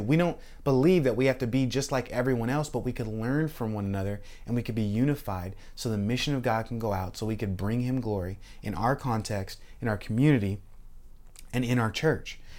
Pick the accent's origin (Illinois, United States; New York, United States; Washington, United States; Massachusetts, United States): Washington, United States; now in Florida, United States; I grew up in Washington State, and we had Mount Rainier